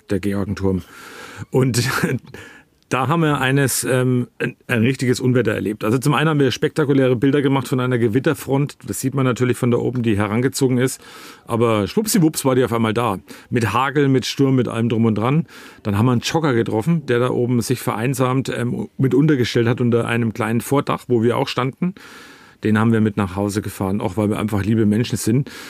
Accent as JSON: {"language": "German", "region": "Hamburg", "country": "Germany", "also_born_or_lived": "Hannover / Berlin", "moved": "as an adult", "lives_now": "Bad Rodach, Germany", "said": "ursprünglich komme ich aus Hamburg"}